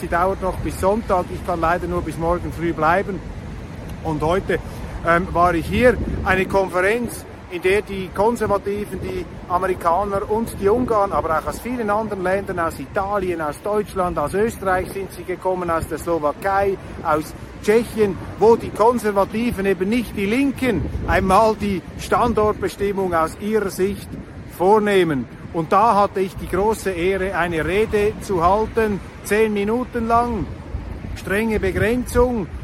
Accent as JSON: {"language": "German", "country": "Switzerland", "said": "als Schweizer"}